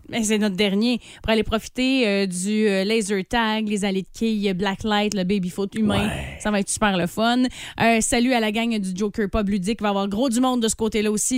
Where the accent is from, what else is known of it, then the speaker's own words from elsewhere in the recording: Saint-David, Quebec, Canada; je viens de Saint-David